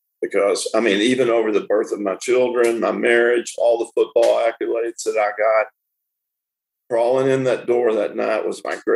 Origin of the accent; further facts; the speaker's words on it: Tyler, Texas, United States; I was born in Tyler, Texas